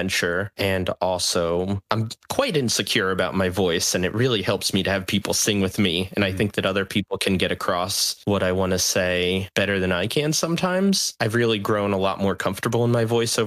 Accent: Tannersville, Pennsylvania, United States; I grew up in the Pocono Mountains of Pennsylvania in a tiny little town called Tannersville

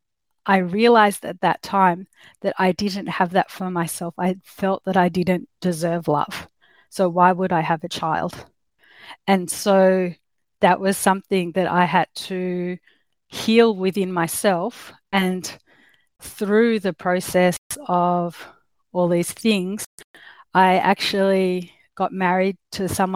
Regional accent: Australia; accent: Australian; I'm obviously from Australia, you can tell with my accent.

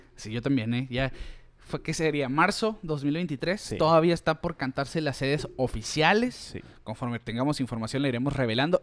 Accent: Mexico; nosotros que somos mexicanos

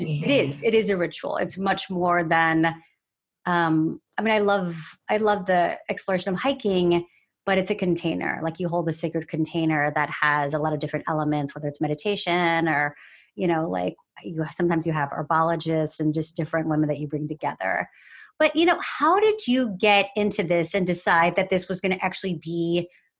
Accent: Texas, United States; I'm from Texas.

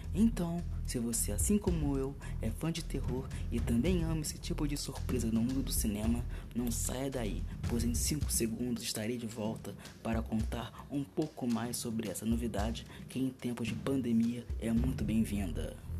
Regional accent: Rio de Janeiro, Brazil; sou do estado do Rio de Janeiro

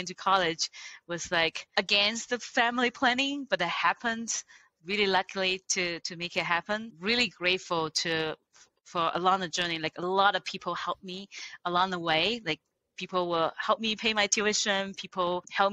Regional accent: China; English is a second language; moved away as an adult; now in United States; I grew up in China, a little poor village in Taiwan coastal area.

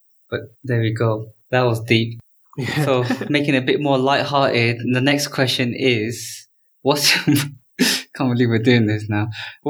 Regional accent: England, United Kingdom; when I was growing up in England

